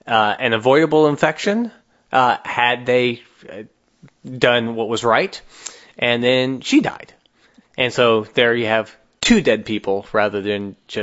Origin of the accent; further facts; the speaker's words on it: New Jersey, United States; I'm from New Jersey.